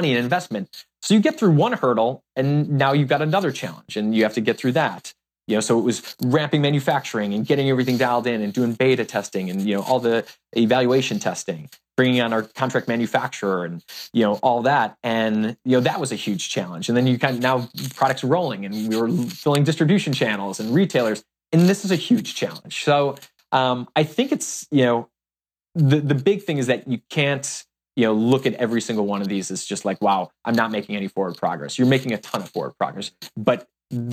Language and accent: English; Chicago, Illinois, United States; we grew up on the South Side of Chicago